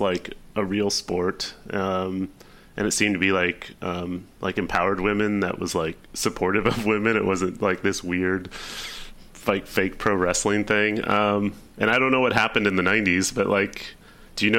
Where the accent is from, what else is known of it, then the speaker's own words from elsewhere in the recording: Southern California, United States; growing up in Southern California